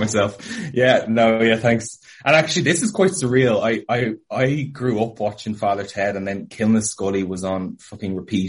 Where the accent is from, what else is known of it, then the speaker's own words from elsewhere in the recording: Leinster, Ireland; I've had teachers from Munster, Ulster, and Connacht. And yeah, I grew up in Leinster. So it's a mishmash, I'll say, random things with technically like an Ulster accent in Irish.